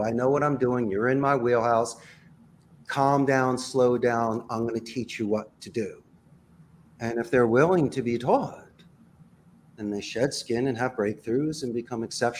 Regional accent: Northeast, United States; Since we're from the Northeast, I like to call the balls and the strikes.

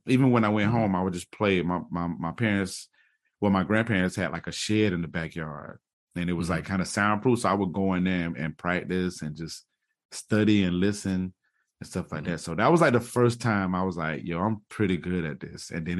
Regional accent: Jacksonville, Florida, United States; also born or lived in Tacoma, Washington; So I'm from the, Jacksonville, Florida. I was originally born in Tacoma, Washington, but I was only there for, you know, a spell. But home is Jacksonville, Florida. I'm a military brat.

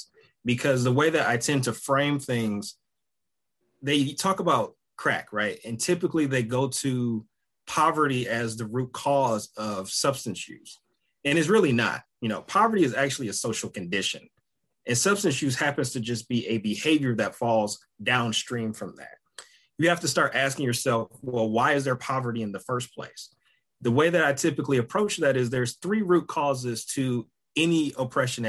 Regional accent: Detroit, Michigan, United States; moved away; growing up in Detroit

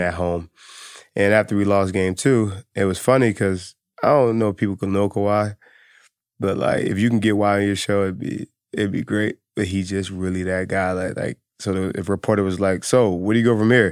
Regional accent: Philadelphia, Pennsylvania, United States; I'm from Philly

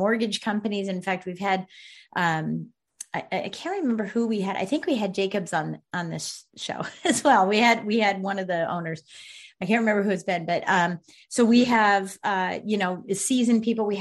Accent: Virginia, United States; my hometown or my home state of Virginia

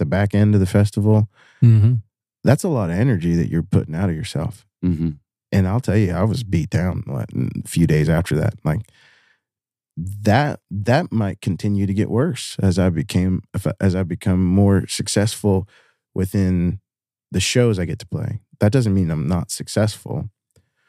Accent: Chemical Valley, West Virginia, United States; now in Louisville, United States; I grew up in Chemical Valley

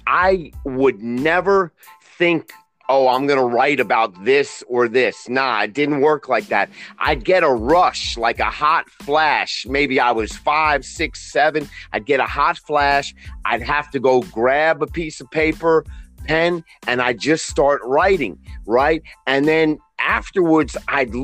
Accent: New York City, New York, United States; also born or lived in Middle East / Israel; I'm born and raised in Queens, New York, with plenty of time in the Middle East and Israel.

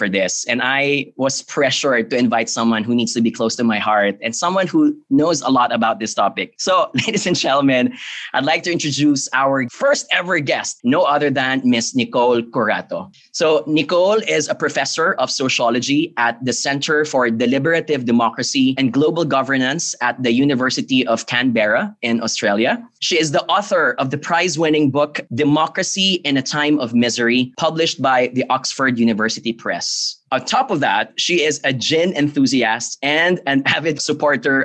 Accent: Philippines; I come from the Philippines

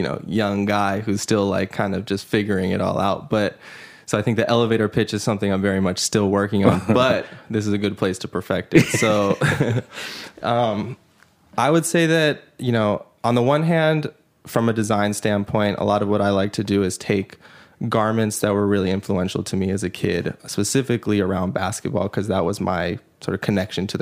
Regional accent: Los Angeles, California, United States; I was born in Los Angeles.

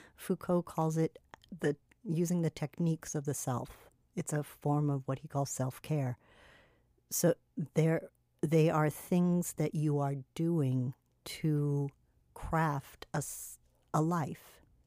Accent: California, United States; now in Miami, United States; the femme aesthetics that I grew up with in California

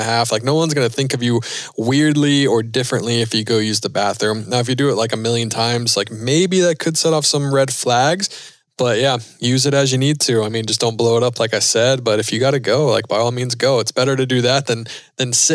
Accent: Charlotte, North Carolina, United States; I'm from North Carolina. So from Charlotte where NASCAR was born

